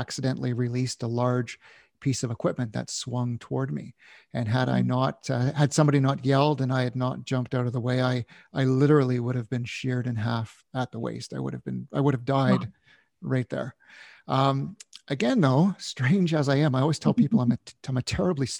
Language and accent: English; Canada; My father was in the military, growing up in Canada